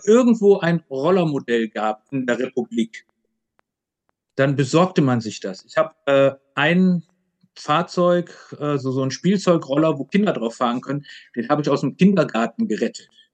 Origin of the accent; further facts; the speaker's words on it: Aachen, North Rhine-Westphalia, Germany; moved away as an adult; also born or lived in Leipzig; Ich komme ja, wie gesagt, aus dem Grenzland Aachen, Holland, Belgien